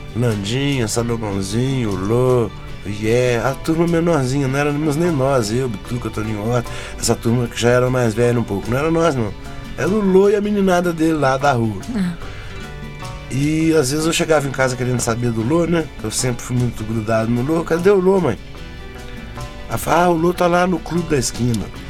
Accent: Minas Gerais, Brazil; ficava muito enfurnado em Belo Horizonte

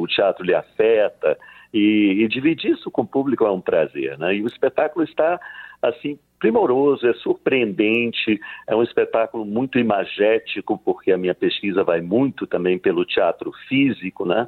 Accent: Leticia, Amazonas, Colombia; moved away; also born or lived in São Luís, Brazil; reza a lenda que eu nasci em Letícia, mas fui registrado no Brasil, né, em São Luís

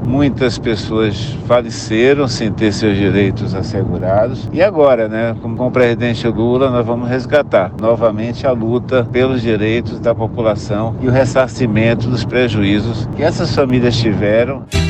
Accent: Pilão Arcado, Bahia, Brazil; Eu vim do Pilão Velho, vim para aqui, para Pilão Arcado.

